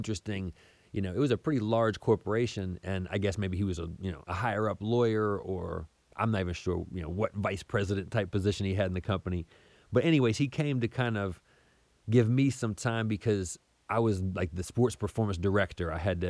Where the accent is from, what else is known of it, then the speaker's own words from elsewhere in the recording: Southern United States, United States; And I was raised in the South pretty much my whole life in different places around the South.